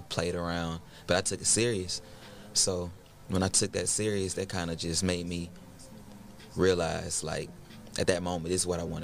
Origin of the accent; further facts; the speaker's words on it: Atlanta, Georgia, United States; Born and raised.